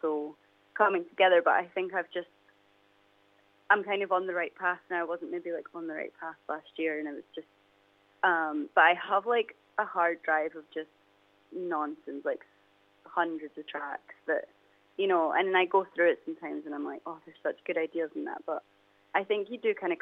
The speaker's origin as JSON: {"language": "English", "town": "Dundee", "region": "Scotland", "country": "United Kingdom", "tie": "born or raised there", "said": "growing up in Dundee"}